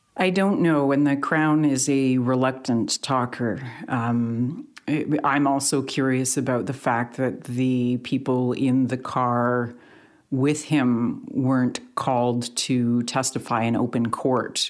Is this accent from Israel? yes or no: no; Canada; as two Canadians, as two Canadian journalists